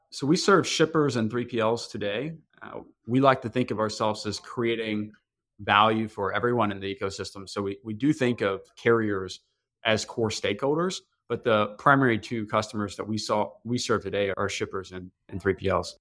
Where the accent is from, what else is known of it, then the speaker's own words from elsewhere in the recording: Tennessee, United States; now in Chicago, United States; I grew up in a very small town in Tennessee